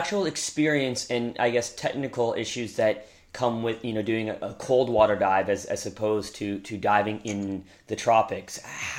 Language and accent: English; Victoria, British Columbia, Canada; I'm from Victoria, so I mean I don't mm-hmm. dive, but I grew up in that environment